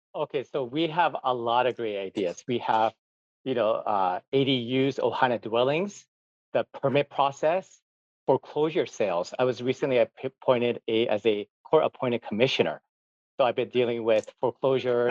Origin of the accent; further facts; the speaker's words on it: Gardena, California, United States; moved away as an adult; also born or lived in Tokyo, Japan; now in Hawaii, United States; I was actually born in Tokyo, Japan. I grew up in Gardena, California.